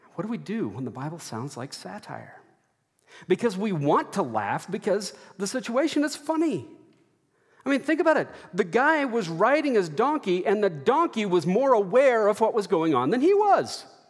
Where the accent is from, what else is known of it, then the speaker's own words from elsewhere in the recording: Texas, United States; growing up in Texas